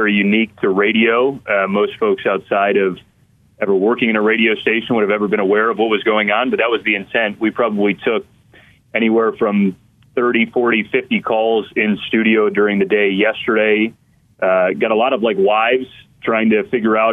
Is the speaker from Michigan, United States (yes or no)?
yes; Detroit, Michigan, United States; I grew up in the Detroit area